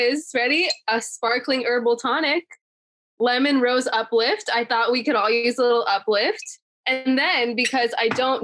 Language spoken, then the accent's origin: English; Newport Beach, California, United States; also born or lived in London; I grew up in Newport Beach, California.